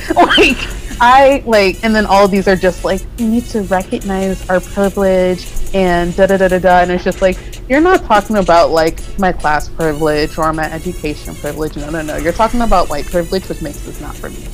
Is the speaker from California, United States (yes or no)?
no; North Carolina, United States; moved away; also born or lived in New York; where I grew up in North Carolina